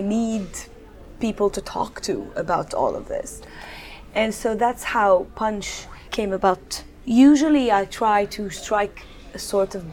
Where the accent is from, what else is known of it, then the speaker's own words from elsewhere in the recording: Tripoli, North Governorate, Lebanon; now in Dubai, United Arab Emirates; this poem is rather inspired by my hometown, Tripoli, Lebanon